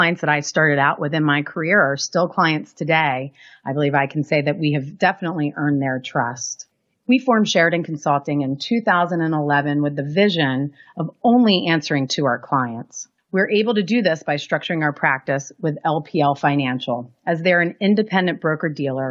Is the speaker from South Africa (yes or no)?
no; Baltimore, Maryland, United States; We're from the Baltimore area